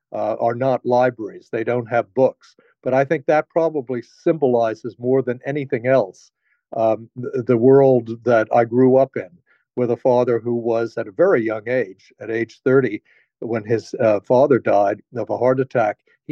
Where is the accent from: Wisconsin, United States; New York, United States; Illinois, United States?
New York, United States; New York City; also born or lived in Washington, D.C.; So I was born in Washington. But the first home I remember was our apartment in New York City.